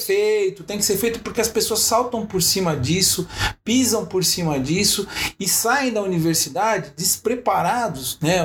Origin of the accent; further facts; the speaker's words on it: São Bernardo do Campo, São Paulo, Brazil; now in São Paulo, Brazil; vivi minha adolescência andando, morava em São Bernardo